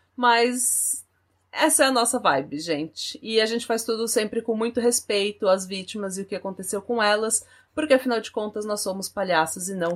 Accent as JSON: {"language": "Portuguese", "country": "Brazil", "moved": "yes", "lives_now": "Norway", "said": "sou do Brasil"}